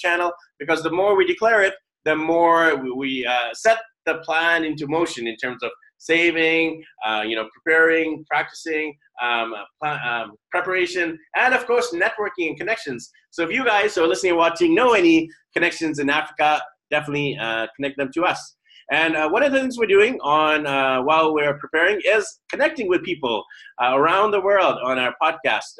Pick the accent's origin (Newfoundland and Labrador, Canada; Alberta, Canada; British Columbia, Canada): British Columbia, Canada; Vancouver; now in Manila, Philippines; my hometown of Vancouver, BC, Canada